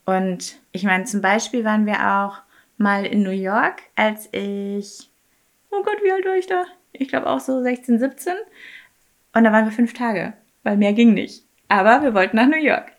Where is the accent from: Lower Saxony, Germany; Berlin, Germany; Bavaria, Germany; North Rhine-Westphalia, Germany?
Bavaria, Germany; Munich; Ich bin ja in München groß geworden